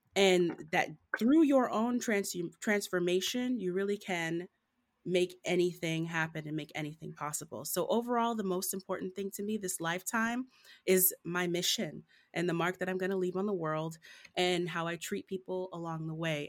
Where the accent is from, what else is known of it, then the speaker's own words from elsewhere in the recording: Southfield, Michigan, United States; I was born and raised in Southfield, Michigan, right outside of Detroit